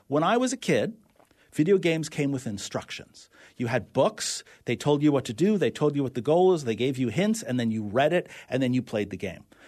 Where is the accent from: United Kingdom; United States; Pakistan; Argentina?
United States; New York City, New York; growing up in New York City, uh, we used to open the fire hydrants on really hot days